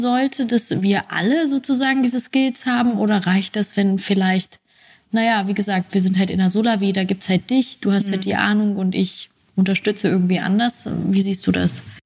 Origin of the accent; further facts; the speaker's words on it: West Germany, Germany; moved away; ich komme eigentlich aus Westdeutschland